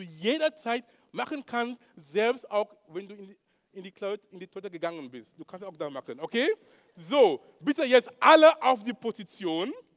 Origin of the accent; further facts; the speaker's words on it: Cameroon; German is a second language; moved away; in Kamerun, wo ich herkomme